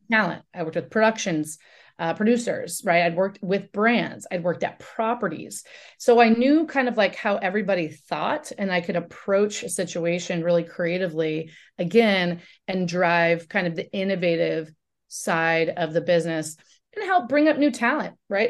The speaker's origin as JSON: {"language": "English", "region": "Oregon", "country": "United States", "tie": "born or raised there", "said": "I grew up in Oregon"}